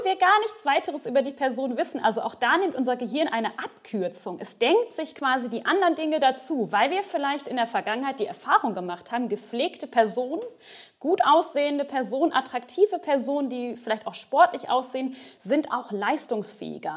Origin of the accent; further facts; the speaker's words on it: Ostwestfalen-Lippe, North Rhine-Westphalia, Germany; moved away as an adult; also born or lived in Bochum / Mainz; ich komme aus dem Norden von NRW, Ostwestfalen-Lippe, um genau zu sein